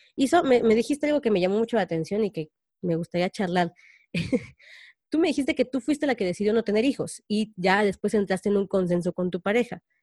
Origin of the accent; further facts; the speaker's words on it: Mexico; los mexicanos podemos salir adelante